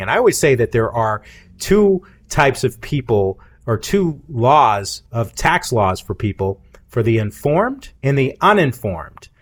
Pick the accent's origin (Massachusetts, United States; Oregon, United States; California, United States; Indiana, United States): Massachusetts, United States; moved away as an adult; also born or lived in Charleston; now in Cookeville, United States; I grew up in the North most of my life, in the Massachusetts